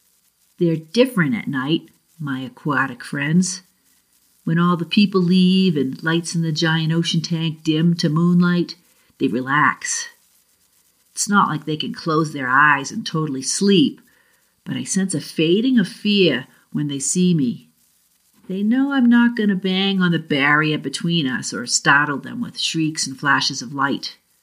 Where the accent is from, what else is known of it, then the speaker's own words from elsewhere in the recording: Massachusetts, United States; accent: Boston; And for those who know me, I'm from the South Shore of Boston, so I'll see if I can regain some of my New England accent.